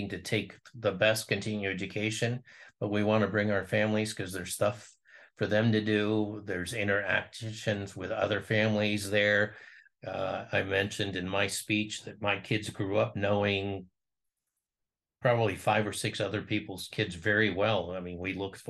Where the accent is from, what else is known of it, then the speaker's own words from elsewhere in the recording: Ohio, United States; I'm from Ohio